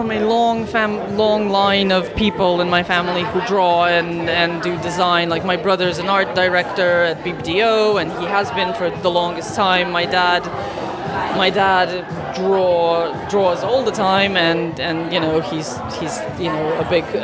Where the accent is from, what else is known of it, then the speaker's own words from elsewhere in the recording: New York, United States; also born or lived in Russia / China; I'm a Russian born and uh, but I grew up in New York, so I'm just yeah. I was actually born in China, so I've been around.